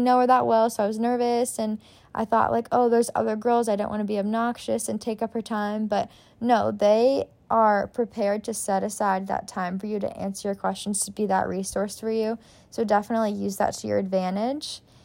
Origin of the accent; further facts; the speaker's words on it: Lexington, Kentucky, United States; I'm originally from Lexington, Kentucky, so U K is home for me.